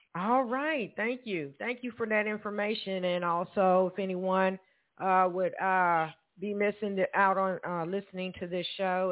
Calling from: Evansville, Indiana, United States; we're both calling from Evansville, Indiana

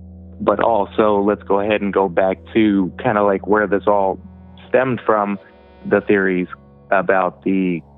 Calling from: Indiana, United States

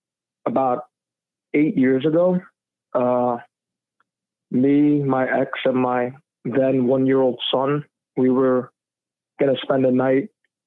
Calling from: New Jersey, United States; I'm actually calling from New Jersey.

